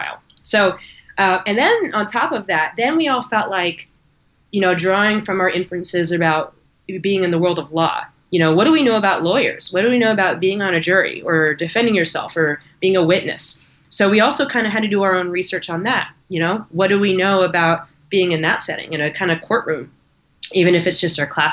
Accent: Alameda, California, United States; I'm from Alameda here in the Bay Area

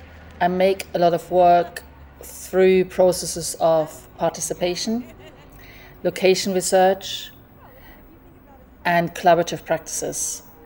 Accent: Germany; moved away as an adult; also born or lived in Hackney, London; now in London, United Kingdom; based in Hackney, where I've been living pretty much for most of my adult life. I'm originally from Germany, but moved here about 30 years ago.

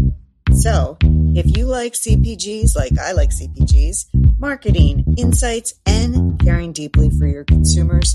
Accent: Philadelphia, Pennsylvania, United States; my hometown of Philadelphia, Pennsylvania

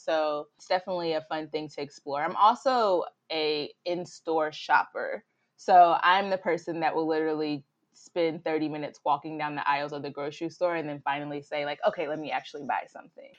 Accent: the South, United States; accent: Southern drawl; moved away as an adult; now in Chicago, United States; I'm originally from the South

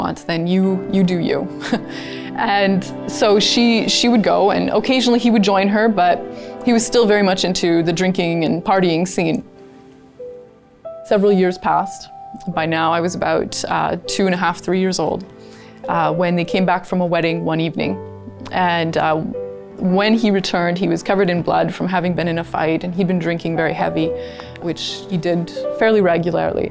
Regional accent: Kingston, Ontario, Canada; I was born in Kingston, Ontario.

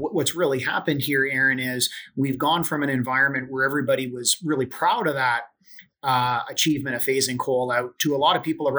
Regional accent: Ontario, Canada; as an Ontarian and as a Canadian

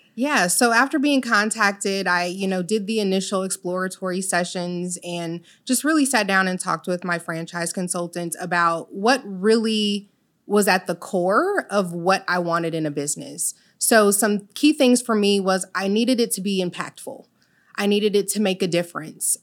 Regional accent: Illinois, United States; moved away as an adult; also born or lived in Virgin Islands; I'm originally from Illinois. However, my parents are Jamaican.

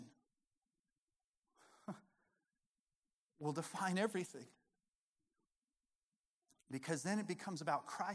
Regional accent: Colorado, United States; moved away as an adult; now in Arkansas, United States; I was born and raised in Colorado

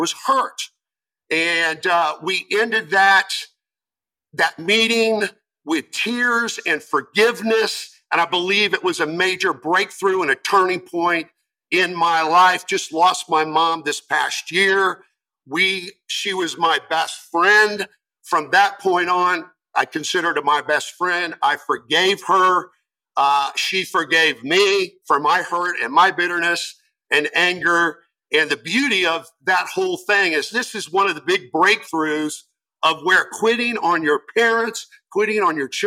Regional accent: Florida, United States; also born or lived in East Lansing, Michigan; But I grew up in Florida.

